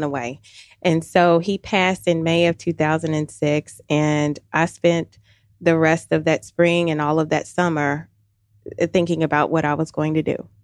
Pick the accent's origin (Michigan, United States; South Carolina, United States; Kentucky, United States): Kentucky, United States; Louisville; moved away as an adult; now in Alpharetta, United States; originally from Louisville, Kentucky